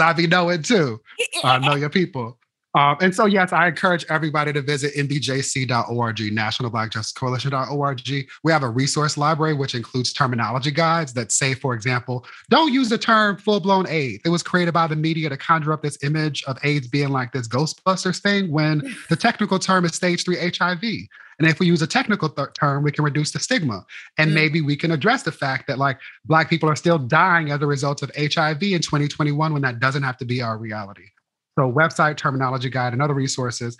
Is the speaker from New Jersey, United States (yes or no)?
no; Inglewood, California, United States; I'm from Inglewood